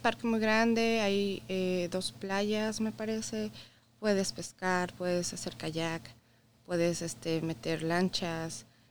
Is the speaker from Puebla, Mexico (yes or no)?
yes; Puebla, Mexico; moved away as an adult; now in Michigan, United States; Yo soy de Puebla, Llegamos aquí hace 11 años.